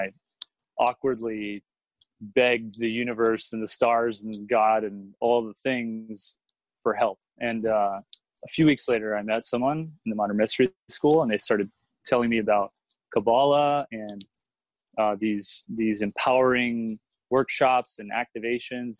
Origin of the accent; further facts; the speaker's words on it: Houston, Texas, United States; moved away as an adult; also born or lived in Boston / New York; now in Austin, United States; I grew up in Houston. And when I was about 21, I moved to Boston